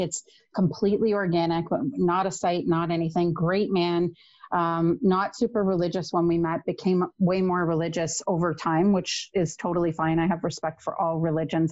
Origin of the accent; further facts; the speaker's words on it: Toronto, Ontario, Canada; I grew up in Toronto